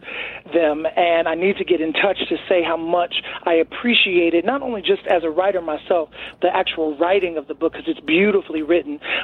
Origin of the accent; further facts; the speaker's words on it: Chicago, Illinois, United States; moved away; I'm from Chicago, so this is like being at home but without the snow